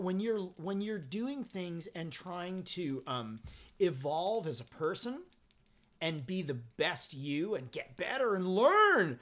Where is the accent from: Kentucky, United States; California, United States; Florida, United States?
California, United States; Southern; also born or lived in Forest Hills, Queens, New York; growing up in Southern California and growing up in punk rock in Southern California